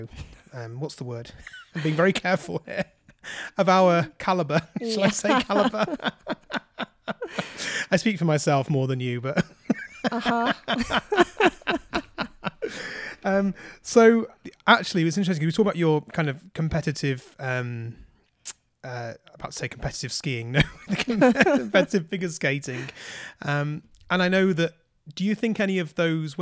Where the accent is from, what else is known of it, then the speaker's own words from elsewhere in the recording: United Kingdom; moved away as an adult; now in Canada; growing up in the United Kingdom